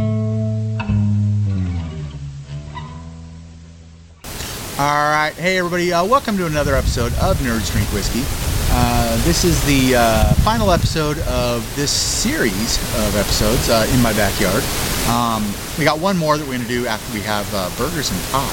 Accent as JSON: {"language": "English", "region": "Washington", "country": "United States", "said": "I'm from Washington State"}